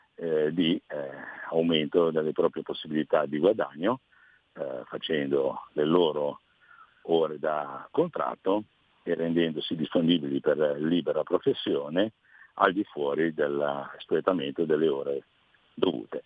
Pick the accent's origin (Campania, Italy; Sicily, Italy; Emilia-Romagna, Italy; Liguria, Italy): Liguria, Italy; come Ligure e come consigliere di Regione Liguria